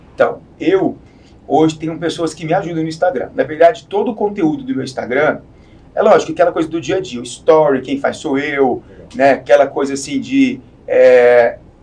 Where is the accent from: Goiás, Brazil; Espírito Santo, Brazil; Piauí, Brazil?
Goiás, Brazil; now in São Paulo, Brazil; eu sou de Goiás